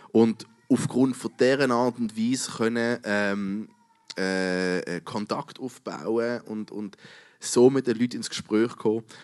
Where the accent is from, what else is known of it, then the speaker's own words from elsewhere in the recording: Switzerland; Wir als Schweizer kennen das nicht so wahnsinnig.